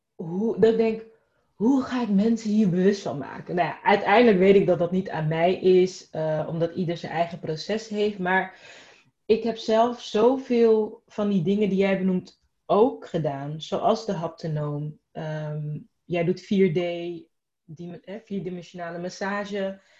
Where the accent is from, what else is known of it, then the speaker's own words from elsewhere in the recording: Rotterdam, South Holland, Netherlands; ik ben opgegroeid in Rotterdam